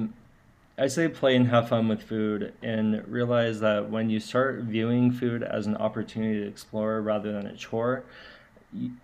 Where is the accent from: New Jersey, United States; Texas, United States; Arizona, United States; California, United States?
California, United States; San Diego; I'm from San Diego